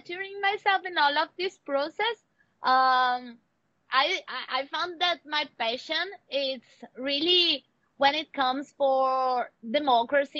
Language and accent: English; Brasília, Federal District, Brazil; I was born in the city and in the capital of Brazil.